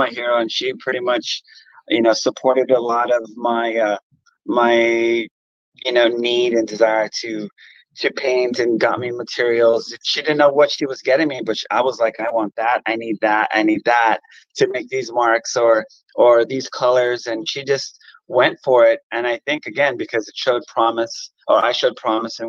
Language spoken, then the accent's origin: English; Los Angeles, California, United States; growing up in Boyle Heights here in California and Los Angeles